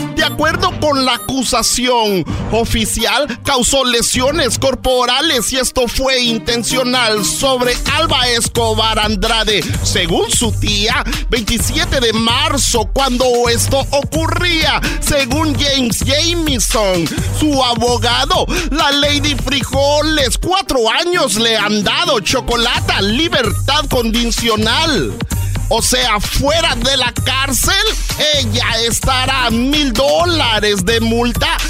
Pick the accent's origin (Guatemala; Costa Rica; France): Guatemala; yo soy de Guatemala